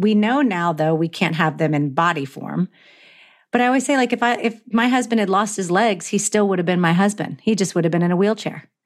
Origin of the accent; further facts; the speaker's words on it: Florida, United States; now in Los Angeles, United States; But I grew up on the East Coast. I grew up in Florida